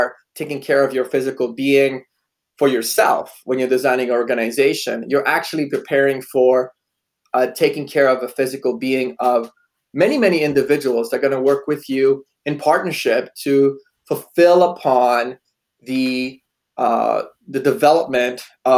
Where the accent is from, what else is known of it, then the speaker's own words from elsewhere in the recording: Poland; moved away; I was born in Poland